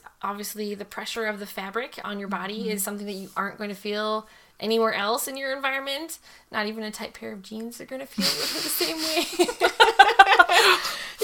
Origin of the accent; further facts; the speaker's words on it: Eveleth, Minnesota, United States; moved away as an adult; also born or lived in Scott Air Force Base, Illinois; now in St. Louis, United States; I am from Minnesota originally. I'm actually from the Iron Range.